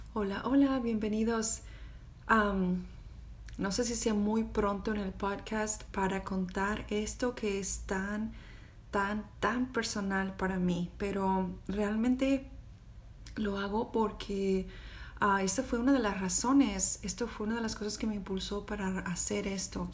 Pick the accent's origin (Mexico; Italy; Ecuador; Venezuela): Mexico; moved away as an adult; also born or lived in Austin, Texas; now in United States; yo soy de México